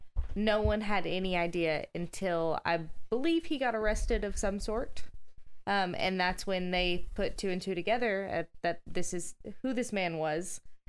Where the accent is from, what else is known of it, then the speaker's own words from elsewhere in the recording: the Bible Belt, United States; now in Nashville, United States; In my hometown, I grew up in the Bible Belt.